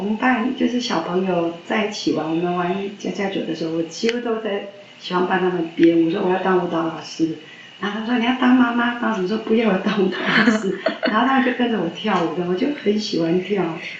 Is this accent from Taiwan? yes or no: yes; Yilan County, Taiwan; 啊，南方啊，